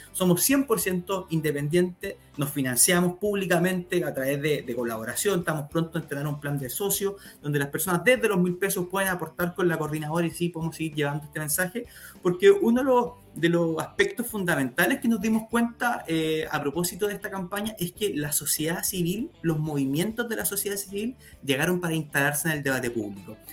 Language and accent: Spanish; Chile; los chilenos nos están dejando engañar